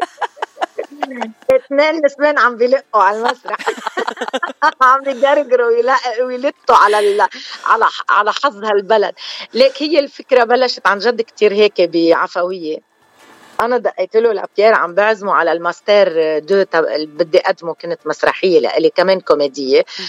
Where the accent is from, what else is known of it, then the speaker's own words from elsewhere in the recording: Lebanon; accent: Armenian; انا بحكي ارمني